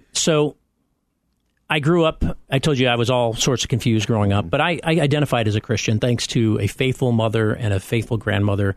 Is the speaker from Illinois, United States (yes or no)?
yes; Chicago, Illinois, United States; moved away as an adult; also born or lived in Champaign; I'm only now getting back into my Chicago roots